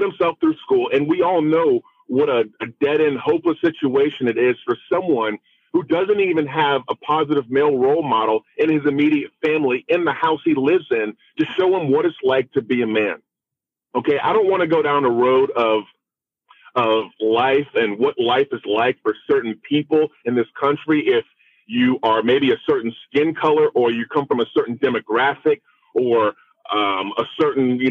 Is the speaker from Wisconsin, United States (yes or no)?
no; Florida, United States; I am African American. I grew up in the state of Florida.